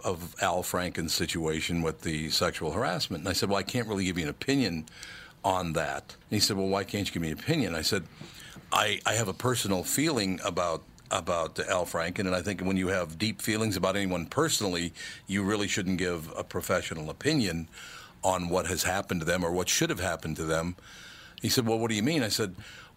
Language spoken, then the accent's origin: English; Minneapolis, Minnesota, United States; I grew up in North Minneapolis, as I told you, on Plymouth Avenue and then West Broadway later on in life. To have become successful in my hometown